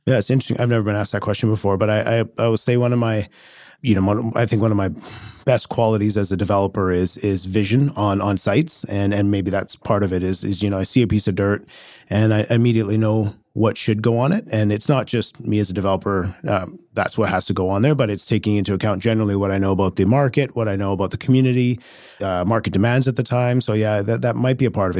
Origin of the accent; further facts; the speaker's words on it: Richmond, British Columbia, Canada; also born or lived in Kelowna / Edmonton; I grew up in Richmond